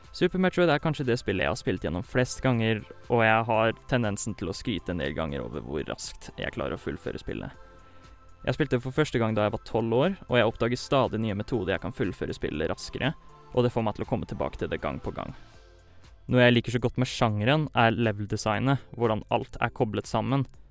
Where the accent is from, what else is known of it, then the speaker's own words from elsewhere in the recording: Fredrikstad, Østfold, Norway; moved away as an adult; now in Trondheim, Norway; jeg kommer fra Fredrikstad.